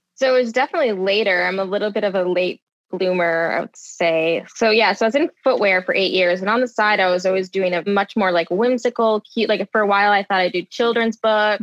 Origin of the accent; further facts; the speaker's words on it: Michigan, United States; Both my parents they met at a GM factory because I'm from Michigan. So um, everyone in my family, all my aunts and uncles, all worked at either Ford or GM.